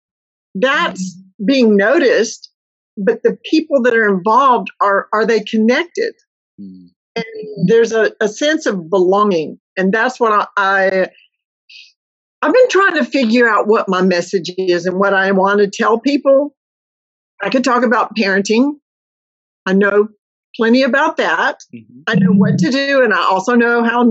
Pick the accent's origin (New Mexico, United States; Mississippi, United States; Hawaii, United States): Mississippi, United States; moved away as an adult; I grew up in a very small Mississippi town